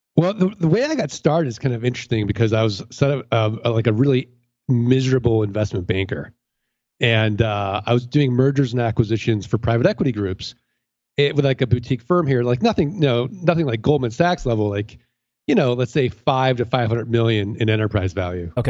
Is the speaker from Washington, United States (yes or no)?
no; St. Louis, Missouri, United States